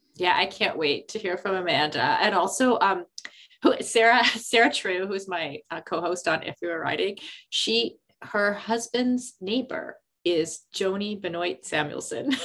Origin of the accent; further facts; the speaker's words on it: Canada; as a Canadian kid